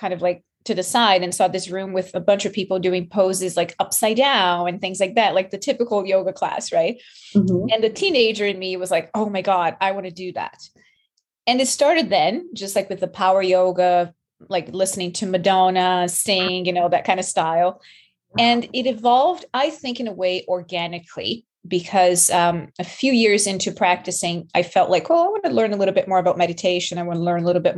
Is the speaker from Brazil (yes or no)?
yes; Brazil; moved away as an adult; also born or lived in New York; now in Canada; I'm from Brazil